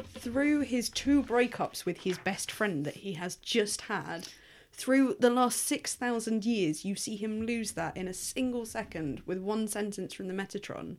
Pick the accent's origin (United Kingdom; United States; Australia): United Kingdom; England; being English